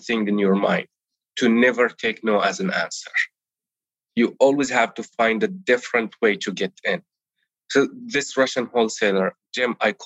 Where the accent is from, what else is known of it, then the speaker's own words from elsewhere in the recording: Palestine; first language Arabic; English is a second language; moved away as an adult; now in United States; I was born and raised in Palestine